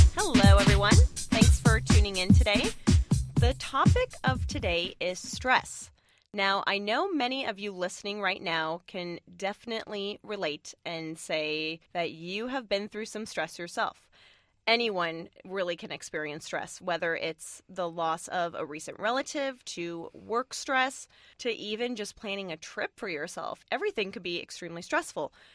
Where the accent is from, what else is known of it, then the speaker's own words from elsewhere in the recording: San Francisco Bay Area, California, United States; this area where we're from the San Francisco Bay Area